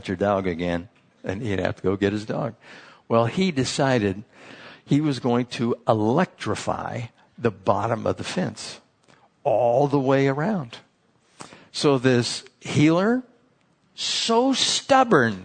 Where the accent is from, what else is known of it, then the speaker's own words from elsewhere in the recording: San Diego, California, United States; I was from San Diego